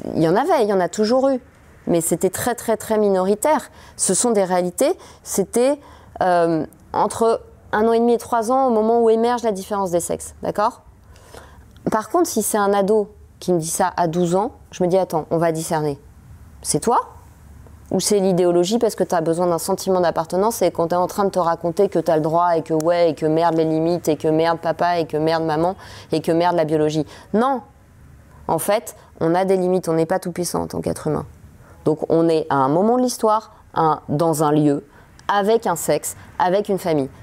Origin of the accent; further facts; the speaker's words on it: France; en tant que française, en tant que mère de famille